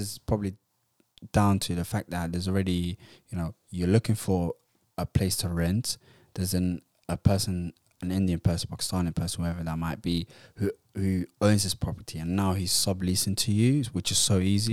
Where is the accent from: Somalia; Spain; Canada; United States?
Somalia; moved away; also born or lived in Utrecht, Netherlands / London, United Kingdom; I'm from Somalia